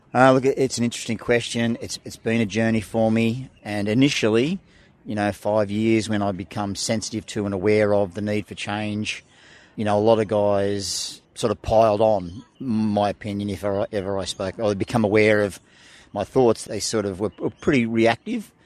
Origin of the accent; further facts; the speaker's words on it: Illawarra, New South Wales, Australia; I grew up in Illawarra, and as a kid, surfing on those beaches